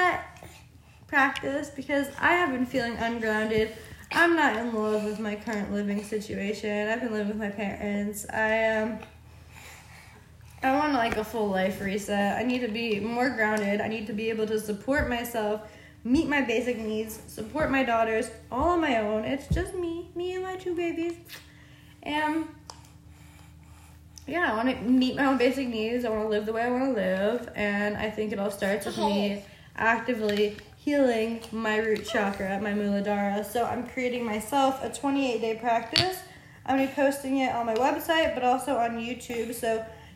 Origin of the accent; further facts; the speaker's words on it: New Jersey, United States; now in Miami, United States; my hometown in New Jersey